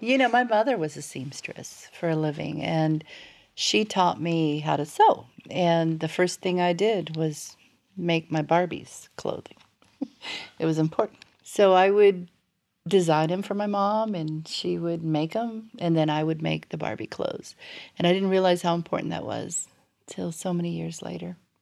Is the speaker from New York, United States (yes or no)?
no; South Florida, United States; moved away as an adult; also born or lived in Cuba; now in North Alabama, United States; I started my life in Cuba and, uh, grew up in South Florida